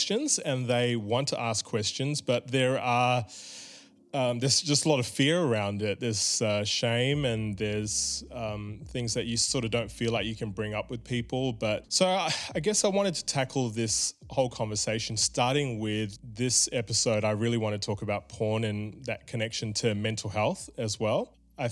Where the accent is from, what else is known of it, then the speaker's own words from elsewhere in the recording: Melbourne, Victoria, Australia; I was a 7-year-old kid growing up in Melbourne